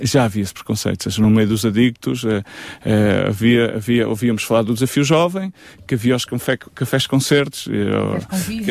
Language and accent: Portuguese; Évora, Alentejo, Portugal; moved away as an adult; also born or lived in Lisbon; eu sou de Évora, voltei para Évora